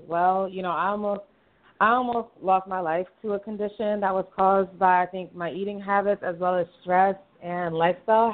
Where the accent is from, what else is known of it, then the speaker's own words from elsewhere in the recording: New York City, New York, United States; Brooklyn, from New York